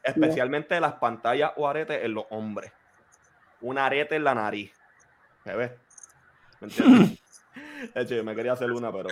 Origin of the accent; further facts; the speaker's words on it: Puerto Rico; crecimos, los cuatro crecimos en Puerto Rico